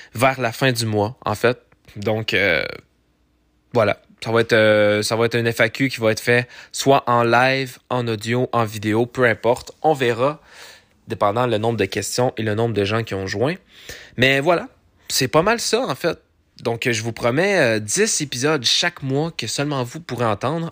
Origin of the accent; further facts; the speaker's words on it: Abitibi, Abitibi-Témiscamingue, Quebec, Canada; je suis né en Abitibi-Témiscamingue